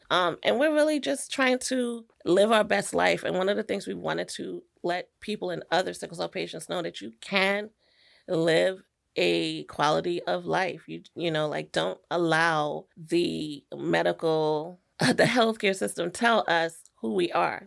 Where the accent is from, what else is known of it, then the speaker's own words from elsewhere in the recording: New York City, New York, United States; I'm from New York